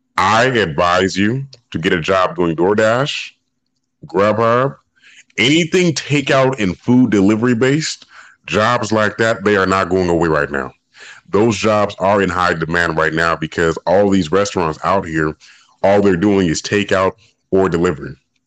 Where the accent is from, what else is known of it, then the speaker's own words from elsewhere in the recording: Dallas, Texas, United States; I'm from Dallas. Hey, shout out to everybody out there in Dallas.